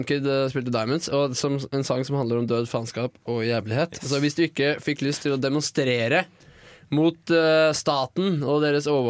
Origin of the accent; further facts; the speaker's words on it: Lillehammer, Innlandet, Norway; men ja, jeg er fra Lillehammer.